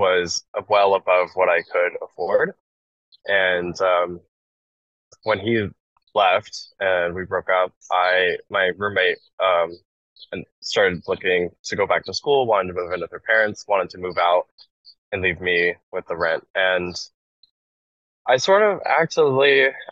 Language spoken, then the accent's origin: English; Salt Lake City, Utah, United States; moved away as an adult; now in Philadelphia, United States; I come from Salt Lake City, or I lived in Salt Lake City, Utah before moving to Philadelphia.